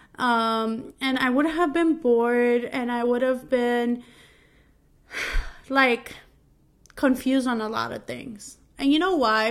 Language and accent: English; New York, United States; moved away as an adult; now in New Jersey, United States; I'm from New York and we pronounce stuff weirdly